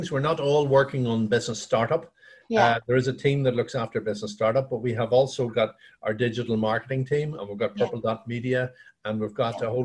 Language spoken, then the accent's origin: English; Dungannon, Northern Ireland, United Kingdom; also born or lived in Belfast; Yeah, you could say Dungannon is my hometown. Um, yeah. I I uh, I've lived in every county in Northern Ireland.